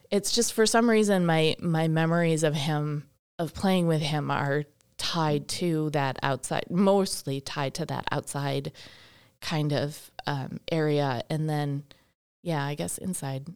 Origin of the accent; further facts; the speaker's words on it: Milwaukee, Wisconsin, United States; also born or lived in Boston; now in Baraboo, United States; I grew up over near Milwaukee